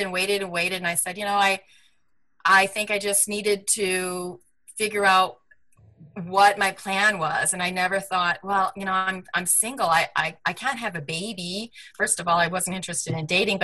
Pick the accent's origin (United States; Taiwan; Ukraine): United States; Michigan; also born or lived in Manhattan, New York; now in California, United States; I'm a girl from the Midwest. I grew up in Michigan